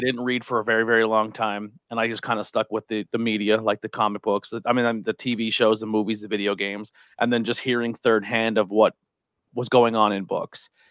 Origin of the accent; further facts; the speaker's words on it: Shenandoah, Pennsylvania, United States; also born or lived in Mahanoy City; I grew up in Monte City and Shenandoah